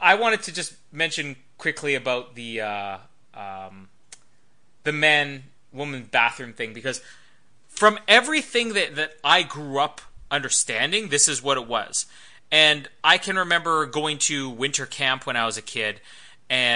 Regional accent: Canada; I'm Canadian

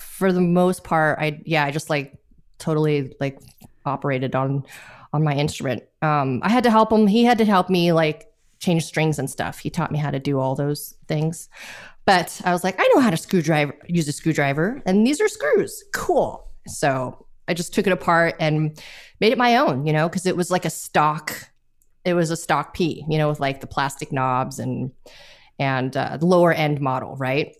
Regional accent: Los Angeles, California, United States; I am from Los Angeles, California

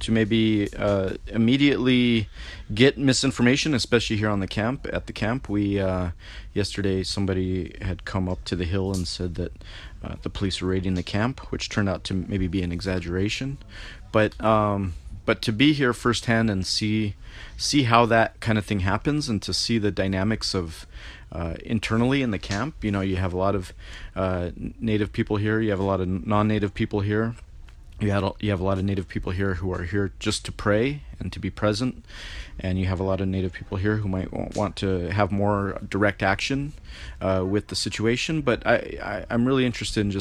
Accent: United States; now in Albuquerque, United States; I'm based out of Albuquerque, New Mexico. I'm from the Navajo Nation

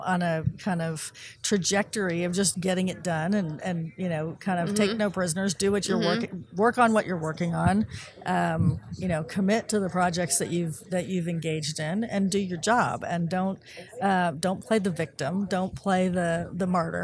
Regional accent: California, United States; moved away as an adult; also born or lived in Washington, D.C.; growing up in California, I had Ronald Reagan as my governor

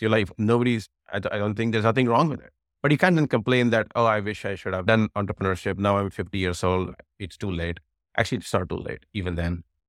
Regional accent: New Delhi, Delhi, India; moved away as an adult; now in United States; I grew up in New Delhi, where I did my engineering

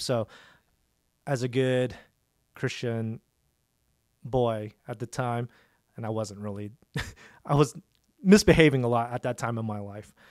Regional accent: Dallas, Texas, United States; I was born in Dallas, born and raised in Dallas at uh, Presbyterian Hospital on Walnut Hill.

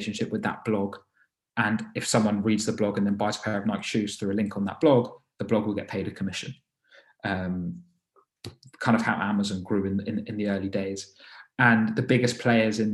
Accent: London, United Kingdom; I was born and raised in London

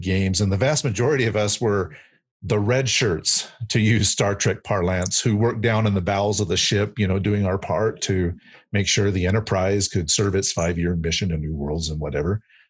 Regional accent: Burlingame, California, United States; moved away; I'm originally from the Bay Area. I'm originally from Burlingame.

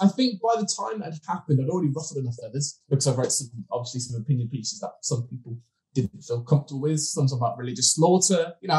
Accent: Birmingham, West Midlands, United Kingdom; I was born and raised in Birmingham.

